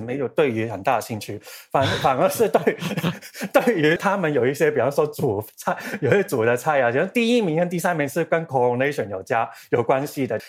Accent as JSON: {"language": "Chinese", "country": "Hong Kong", "said": "我是香港人"}